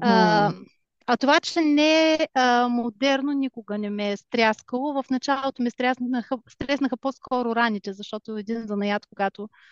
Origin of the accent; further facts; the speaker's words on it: Bulgaria; now in Germany; аз все пак съм си българка и държа на това